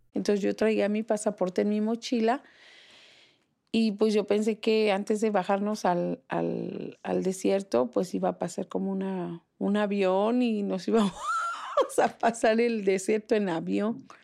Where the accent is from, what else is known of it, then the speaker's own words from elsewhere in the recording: Toluca, State of Mexico, Mexico; moved away as an adult; also born or lived in Cancún; now in Philadelphia, United States; Pues de Toluca